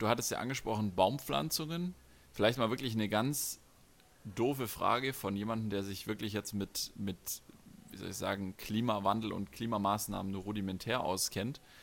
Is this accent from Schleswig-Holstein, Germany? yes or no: no; Stuttgart, Baden-Württemberg, Germany; als äh, Stuttgarter